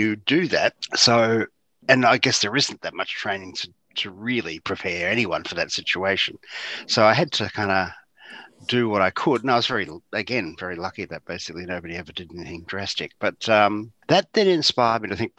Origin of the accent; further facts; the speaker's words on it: Geelong, Victoria, Australia; I grew up in Geelong, as you said, in East Geelong near Eastern Park